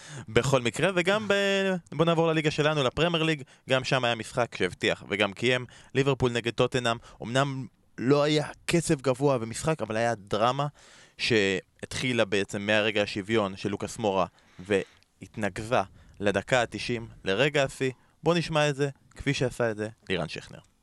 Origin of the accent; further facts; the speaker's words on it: Israel; אנחנו כישראלים